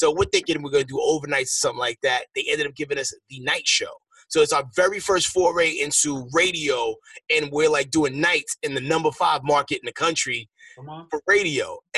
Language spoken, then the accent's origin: English; New York, United States; I'm originally from New York.